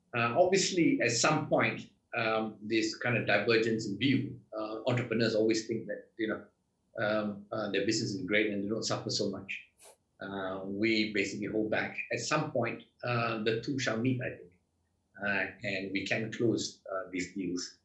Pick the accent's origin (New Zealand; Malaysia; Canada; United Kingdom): Malaysia; I'm Malaysian.